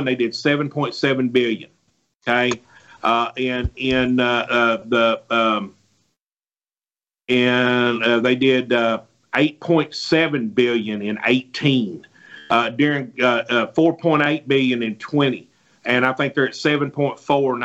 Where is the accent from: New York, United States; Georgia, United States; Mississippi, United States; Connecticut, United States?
Mississippi, United States